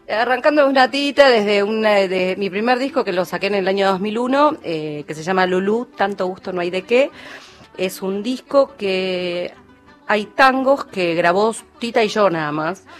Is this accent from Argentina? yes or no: yes; Buenos Aires, Argentina; yo soy argentina, nací en La Boca y canto tango